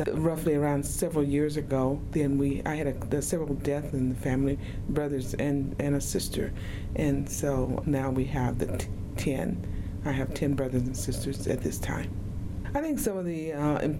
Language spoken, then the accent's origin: English; Oklahoma, United States; now in Utah, United States; I grew up in Oklahoma and went to school there in Oklahoma